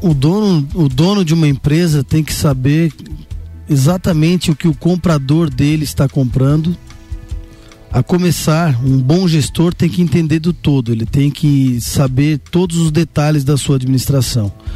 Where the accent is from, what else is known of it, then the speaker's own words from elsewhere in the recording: Santa Catarina, Brazil; eu falo como catarinense